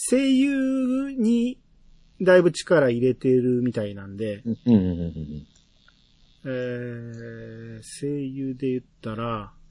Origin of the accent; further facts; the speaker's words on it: Hiroshima, Japan; 俺、広島出身で、あの、高校も僕知ってますよ。